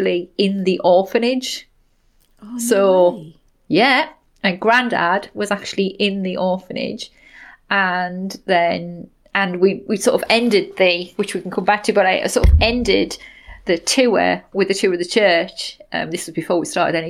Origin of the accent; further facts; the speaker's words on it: Somerset, South West England, United Kingdom; moved away as an adult; now in Sunderland, United Kingdom; they have since moved back to my hometown of Somerset